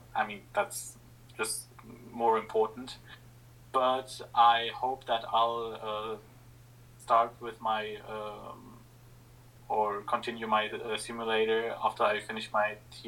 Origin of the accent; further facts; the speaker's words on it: Germany; I'm from Germany